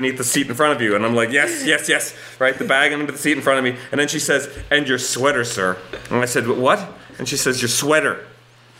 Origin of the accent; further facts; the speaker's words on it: Canada; I'm not your typical Canadian